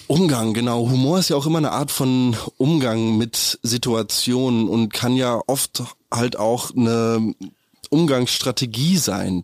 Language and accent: German; Berlin, Germany; als Berliner, wo man gelernt hat, seit klein auf in der U1 zu setzen und halt bloß die Klappe zu halten